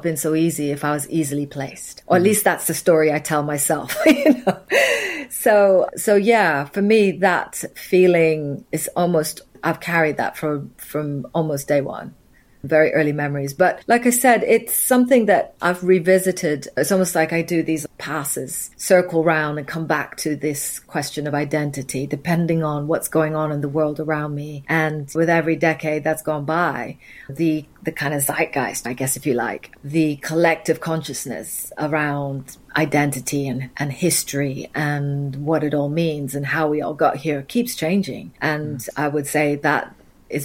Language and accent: English; Nairobi, Kenya; also born or lived in Vienna; now in United Kingdom; I was born in Nairobi. That's where I grew up